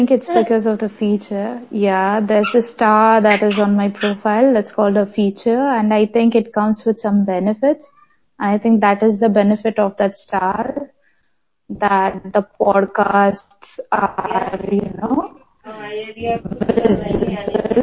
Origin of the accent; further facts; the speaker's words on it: Karnataka, India; I'm from Karnataka